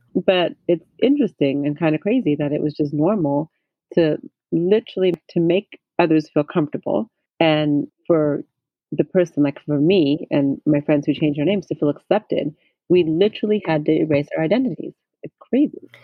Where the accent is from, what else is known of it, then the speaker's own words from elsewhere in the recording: California, United States; I had, a bunch of Asian friends growing up in California